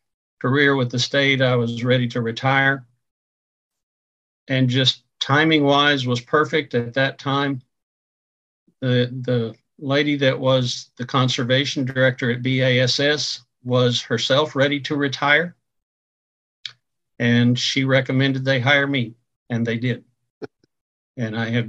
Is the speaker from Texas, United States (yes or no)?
yes; North Texas, United States; moved away as an adult; also born or lived in Oklahoma; I grew up in North Texas